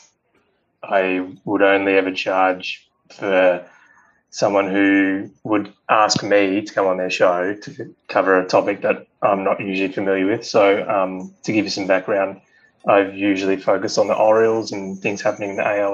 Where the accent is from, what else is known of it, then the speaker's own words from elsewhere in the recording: Australia; being an Australian